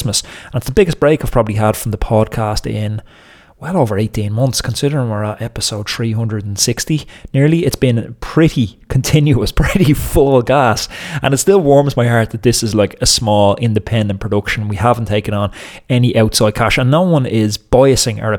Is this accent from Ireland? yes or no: yes; Dublin, Leinster, Ireland; I'm from North Dublin, you know, anyone who knows the area of Dublin that I'm from